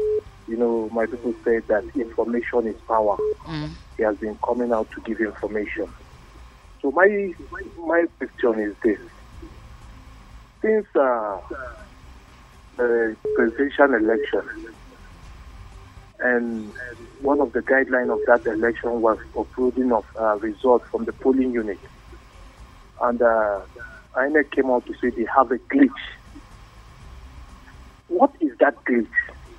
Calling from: Bukuru, Plateau, Nigeria; I'm calling from Bukuru.

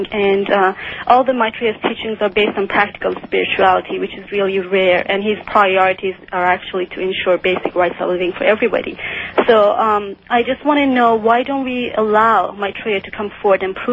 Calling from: McLean, Virginia, United States; I'm calling from McLean, Virginia.

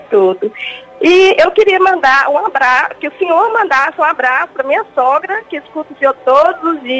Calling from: Milford, United States; Eu falo de Milford, dos Estados Unidos.

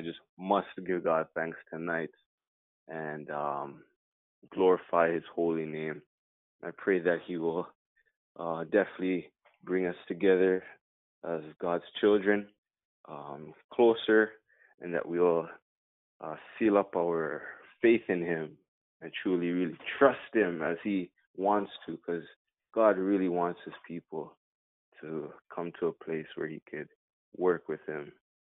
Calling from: Toronto, Ontario, Canada; I'm calling from Toronto, Canada

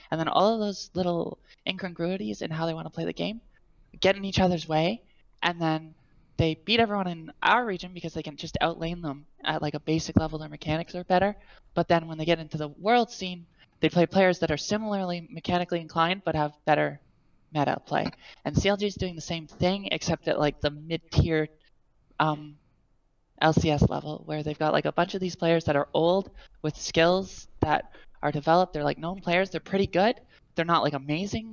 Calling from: Canada; I'm calling from Canada.

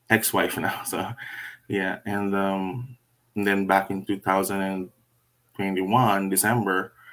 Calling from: Vancouver, British Columbia, Canada; Um, calling from Vancouver, BC, Canada

